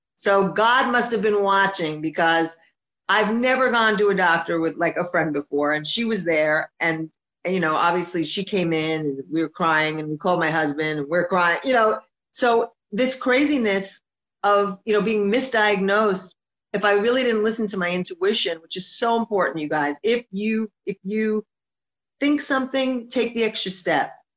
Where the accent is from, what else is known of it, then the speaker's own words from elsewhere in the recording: New Jersey, United States; moved away as an adult; now in Miami, United States; I'm originally from Jersey, and then I moved to, I relocated to Miami, to Florida last year.